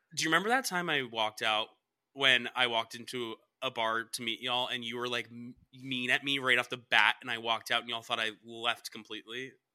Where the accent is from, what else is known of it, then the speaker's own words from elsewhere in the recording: Cobb County, Georgia, United States; I'm from Cobb County